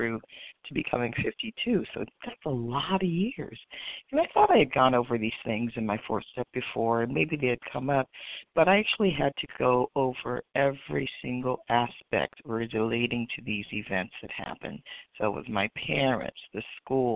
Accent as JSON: {"language": "English", "region": "West Coast", "country": "United States", "said": "I'm actually from the West Coast, but I'm on the East Coast for the next few days"}